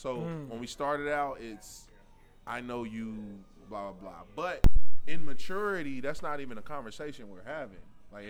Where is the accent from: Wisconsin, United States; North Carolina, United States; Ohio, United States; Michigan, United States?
Ohio, United States; Cincinnati; I'm from Cincinnati, Ohio. I'm black and I'm from Cincinnati. And I'm single.